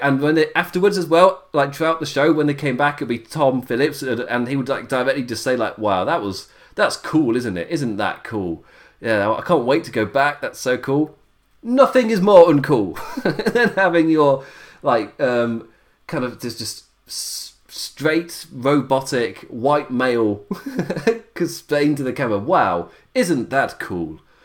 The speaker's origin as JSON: {"language": "English", "region": "England", "country": "United Kingdom", "said": "I'm English"}